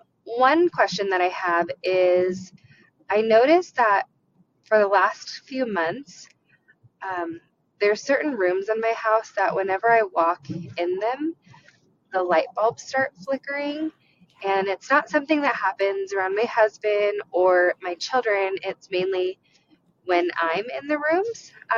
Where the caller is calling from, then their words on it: Colorado, United States; I'm calling from Colorado.